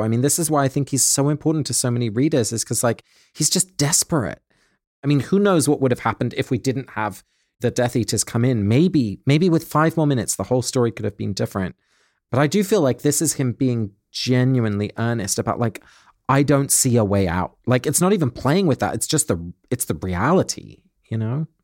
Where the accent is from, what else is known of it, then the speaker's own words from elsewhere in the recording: England, United Kingdom; When I was a little boy, my grandparents lived in Holland and I grew up in England